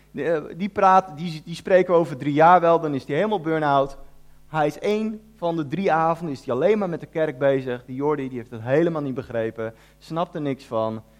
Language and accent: Dutch; The Hague, South Holland, Netherlands; moved away as an adult; also born or lived in Ede; ik kom uit Den Haag. En toen ik daar gewoon een jaartje of 17 was